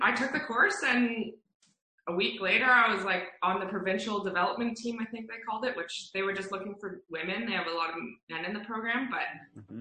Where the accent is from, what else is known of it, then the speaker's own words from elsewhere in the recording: Calgary, Alberta, Canada; come up here to Calgary to race in my hometown